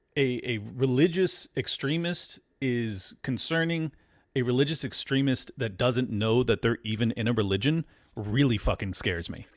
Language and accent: English; California, United States; now in Florida, United States; born and raised in California and moved to Florida